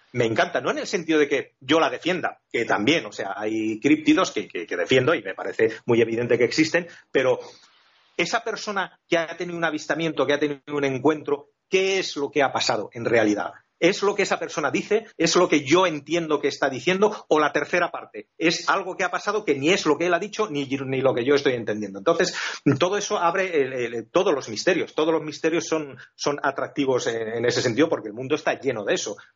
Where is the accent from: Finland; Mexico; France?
Finland; born there; also born or lived in Spain; yo soy una persona que nací en Escandinavia, en Finlandia, eh, he ido y he vuelto tanto a Finlandia como a España, he mezclado en mi juventud bastantes veces